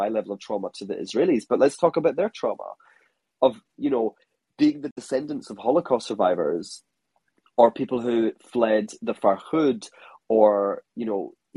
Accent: Scotland, United Kingdom; now in Hong Kong; I'm a Scottish

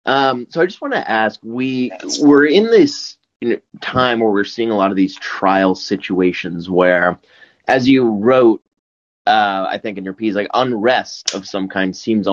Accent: Hopkinton, Massachusetts, United States; Hopkinton. How's that?

